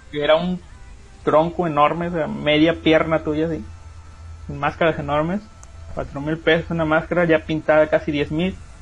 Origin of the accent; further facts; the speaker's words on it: La Huasteca, Mexico; yo, de donde soy, es una región que se llama la Huasteca, ocupa varios estados